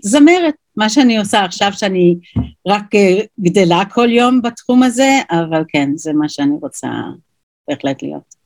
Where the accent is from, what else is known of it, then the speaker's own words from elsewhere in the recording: New York, United States; Hebrew is a second language; moved away as an adult; also born or lived in Jerusalem, Israel; now in Israel; וגדלתי אז בניו יורק